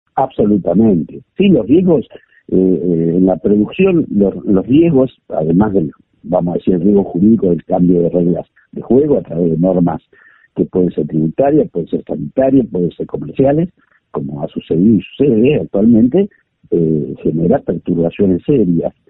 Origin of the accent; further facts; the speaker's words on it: Buenos Aires Province, Argentina; yo soy bonaerense